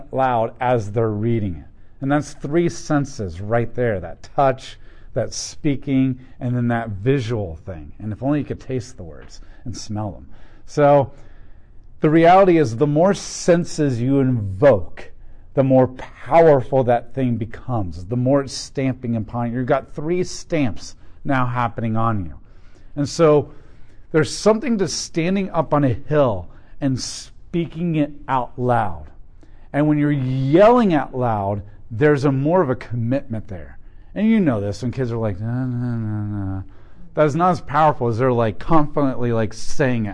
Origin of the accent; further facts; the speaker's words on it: United States; I'm an American too, and I'm part of this culture